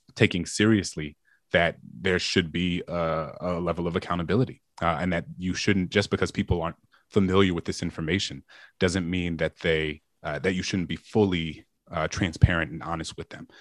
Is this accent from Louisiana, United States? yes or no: yes; New Orleans, Louisiana, United States; my hometown of New Orleans